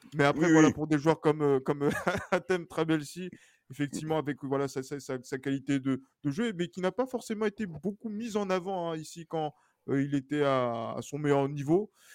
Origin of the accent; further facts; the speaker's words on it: Togo; je suis togolais